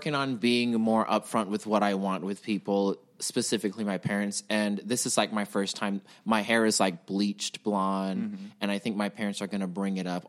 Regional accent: Houston, Texas, United States; moved away; I'm from Houston

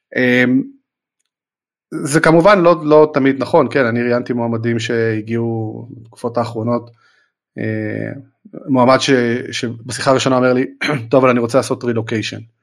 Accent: Israel; אנחנו ישראלים

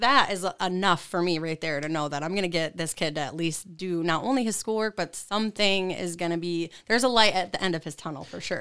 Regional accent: Tawas, Oscoda, Hale area, Michigan, United States; moved away as an adult; now in Lansing, United States; I'm originally from like Tawas, Oscoda, Hale area. So okay. I've been born and raised in Michigan my whole life

